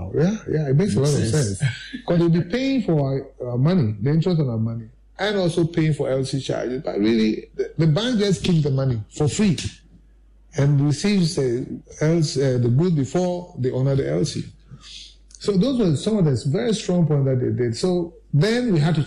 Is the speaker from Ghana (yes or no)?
yes; Ghana; as a Ghanaian